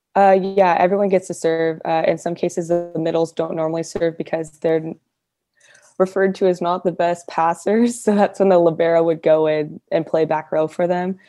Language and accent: English; Fresno, California, United States; I'm from Fresno